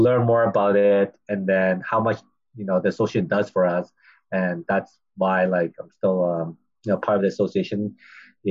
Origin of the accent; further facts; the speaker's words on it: Vancouver, British Columbia, Canada; also born or lived in Chicago; born and raised in Vancouver